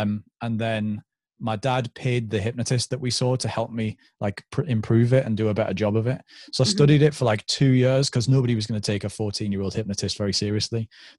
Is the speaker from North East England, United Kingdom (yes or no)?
yes; North East England, United Kingdom; accent: London; I was born in London, so I had like a London accent, and then moved to the northeast of England, where obviously there's Geordies and Mackhams and stuff.